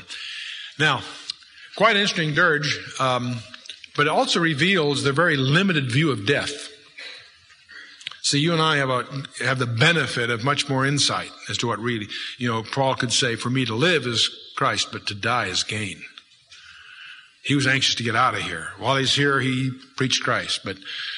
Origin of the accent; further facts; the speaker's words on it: United States; I was raised by foreign-born parents, naturalized as American citizens